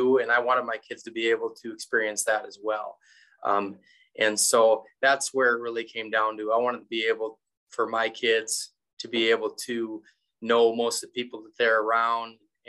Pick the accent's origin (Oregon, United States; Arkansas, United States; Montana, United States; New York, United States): Montana, United States; Glasgow; also born or lived in North Dakota / Wyoming; I'm in my hometown, so Glasgow, Montana. And as we talked off air earlier, Glasgow is dubbed the middle of nowhere. We're kind of out in the middle of nowhere. We're a prairie, and we're about four and a half hours away from anywhere